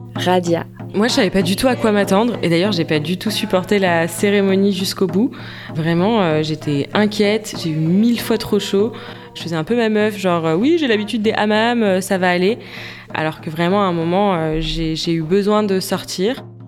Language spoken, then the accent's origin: French; France; quand on a grandi en France